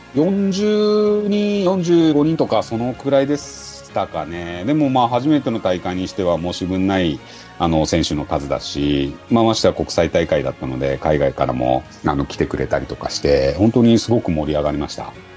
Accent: Gunma, Japan; 自分群馬県出身で海なし県っていうところもある

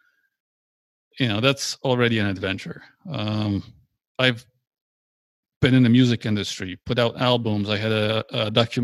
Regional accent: Poland; I was born in Poland. It was a communist country back then

